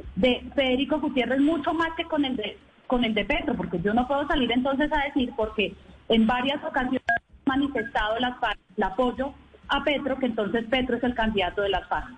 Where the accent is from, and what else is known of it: Colombia; also born or lived in Bogotá